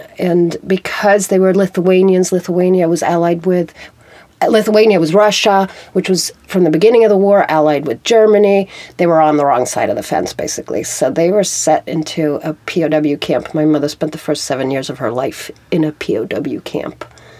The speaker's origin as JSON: {"language": "English", "country": "Sweden", "tie": "born there", "said": "When people ask me where I come from, I say I'm Swedish, but it's a birth defect because I was born in Sweden, by a Swedish father who spent all his life abroad"}